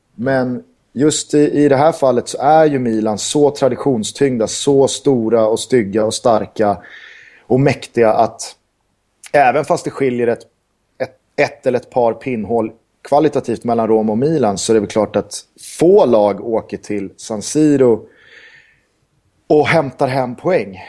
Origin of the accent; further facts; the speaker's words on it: Sweden; jag är svensk